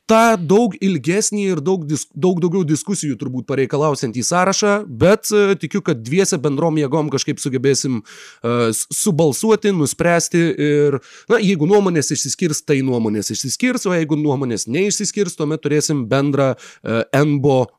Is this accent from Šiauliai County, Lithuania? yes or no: no; Klaipėda, Klaipėda County, Lithuania; aš esu uh, West Side Tiladai, aš esu iš Klaipėdos